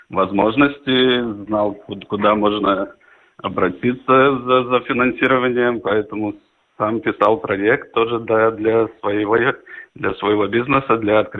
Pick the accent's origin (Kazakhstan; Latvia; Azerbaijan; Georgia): Latvia; Dagda, Latgale; born or raised there